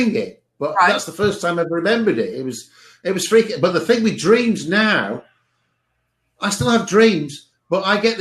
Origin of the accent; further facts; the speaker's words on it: Cheshire, North West England, United Kingdom; I was at the house that I was born at in Cheshire, in England